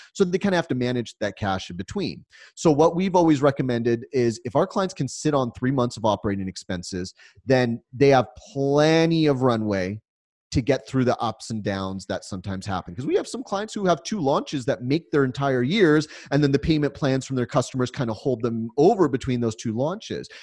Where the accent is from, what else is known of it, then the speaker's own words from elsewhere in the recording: United States; being an American